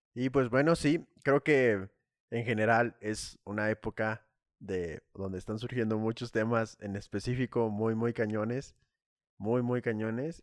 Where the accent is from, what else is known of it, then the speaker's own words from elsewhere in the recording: Saltillo, Coahuila, Mexico; now in Puebla, Mexico; yo soy de la ciudad norte norteña de Saltillo, Coahuila